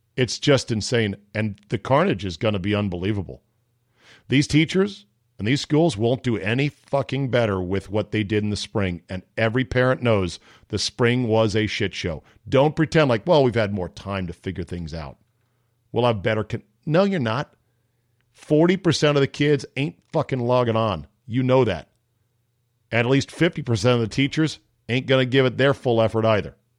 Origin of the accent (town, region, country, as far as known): Fairfax County, Virginia, United States; born or raised there